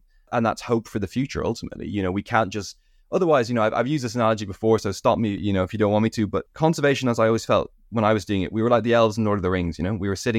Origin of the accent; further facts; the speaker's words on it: United Kingdom; also born or lived in Ireland; growing up in Britain and Ireland, I always had a slight sense of ecological depression.